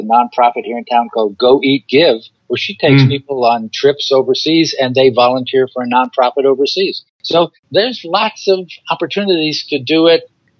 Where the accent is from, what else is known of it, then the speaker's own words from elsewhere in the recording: San Francisco, California, United States; born there; also born or lived in Alaska; my father and mother were both born in New York City, but I was born in San Francisco, and, you know, we moved around a bunch of times, went to Alaska